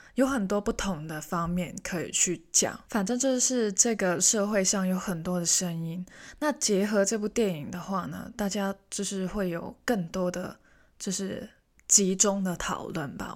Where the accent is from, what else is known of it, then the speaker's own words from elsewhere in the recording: Hong Kong; first language Cantonese; Chinese is a second language; now in Taiwan; 我是香港人